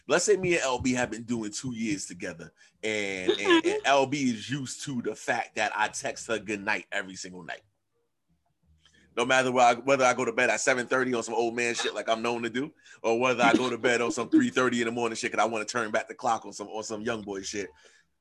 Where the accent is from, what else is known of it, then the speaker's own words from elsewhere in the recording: New York City, New York, United States; I'm from Queens.